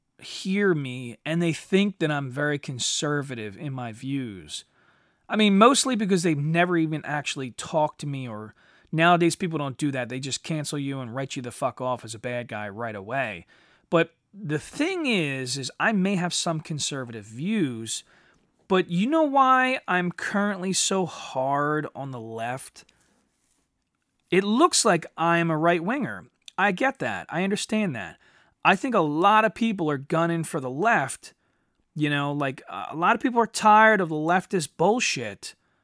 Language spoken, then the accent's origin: English; United States; I'm an American rebel.